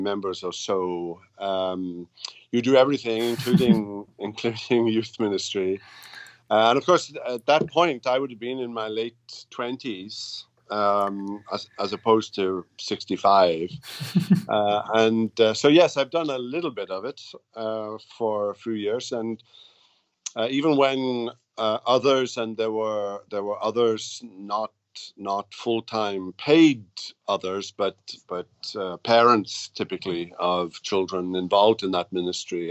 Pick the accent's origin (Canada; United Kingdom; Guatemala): United Kingdom; Wales; moved away as an adult; also born or lived in Belfast, Northern Ireland / Jackson, Mississippi; now in United States; I grew up in Britain, in Wales, and went to school and college, university in Wales